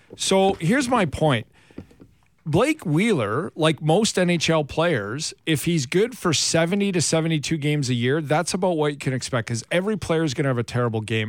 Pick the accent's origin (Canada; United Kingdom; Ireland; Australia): Canada; Alberta; I grew up in, in Alberta, in Western Canada